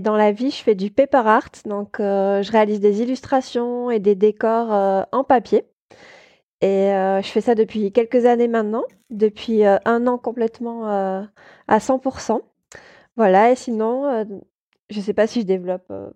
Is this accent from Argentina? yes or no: no; Toulouse, Occitania, France; moved away as an adult; also born or lived in Paris; je suis montée euh, à Paris spécialement pour ça parce qu'à la base je viens de Toulouse.